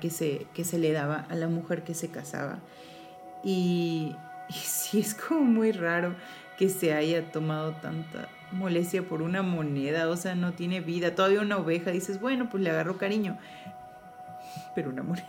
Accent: Mexico; Como mamás mexicanas

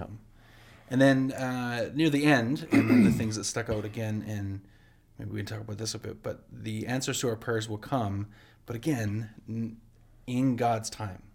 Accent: Canada; I love being from Canada

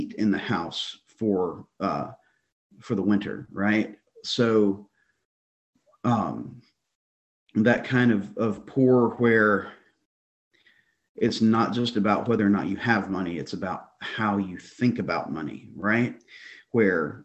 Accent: Deep South, United States; I grew up poor in the Deep South.

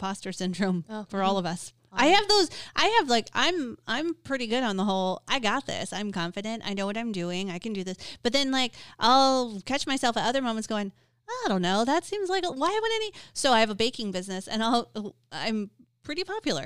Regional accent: Detroit, Michigan, United States; I'm from Detroit

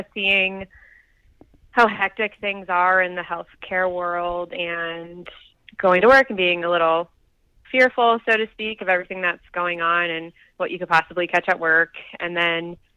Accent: St. Louis, Missouri, United States; moved away as an adult; now in Boulder, United States; I'm from St. Louis

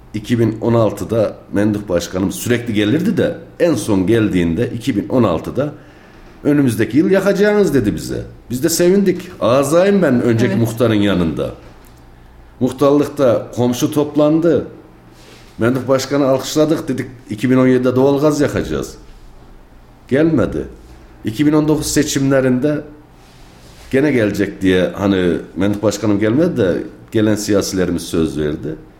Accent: Kayseri, Kayseri Province, Turkey; 1-1-1973 Kayseri Küçükbürünüz doğumluyum

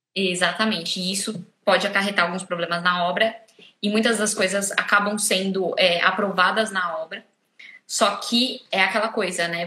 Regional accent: Brazil; moved away as an adult; now in Portugal

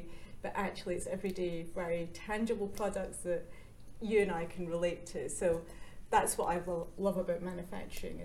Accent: Glasgow, Scotland, United Kingdom; I grew up in Scotland, which is probably quite well known for shipbuilding

